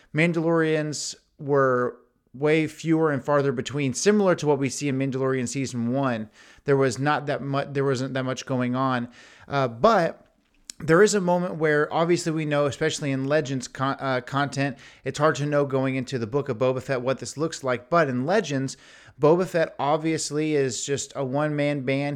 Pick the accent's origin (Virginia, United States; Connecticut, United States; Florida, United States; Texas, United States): Texas, United States; Houston; I'm from Houston